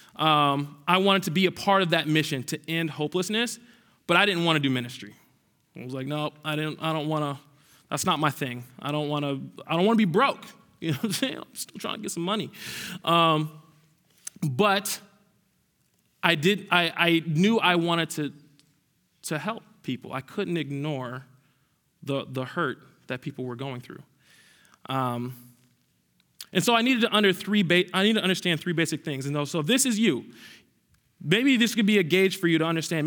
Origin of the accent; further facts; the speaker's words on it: Minneapolis, Minnesota, United States; I am actually from Southside Minneapolis